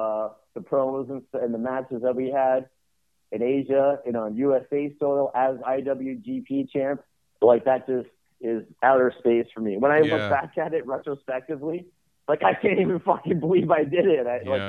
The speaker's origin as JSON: {"language": "English", "country": "Canada", "said": "Myself being from Canadian, and then being just a Canadian company that acquired"}